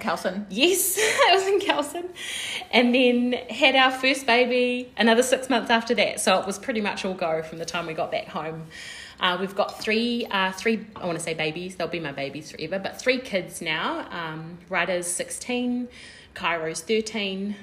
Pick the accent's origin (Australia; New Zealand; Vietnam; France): New Zealand; Porirua, Wellington; I was born and raised in Titahi Bay in Porirua. Uh, in New Zealand